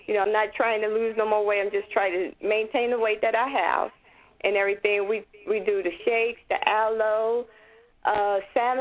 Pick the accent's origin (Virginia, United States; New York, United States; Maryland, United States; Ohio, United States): Ohio, United States; also born or lived in California; now in Snellville, Georgia, United States; born and raised in Ohio, but then we moved from Ohio to California